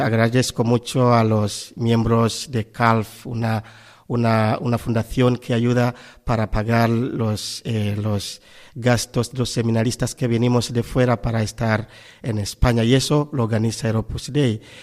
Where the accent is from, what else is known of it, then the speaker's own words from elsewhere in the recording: Tanzania; moved away as an adult; also born or lived in Spain; now in Valencia, Spain; Radio María que yo escucho mucho desde mi tierra natal, en Tanzania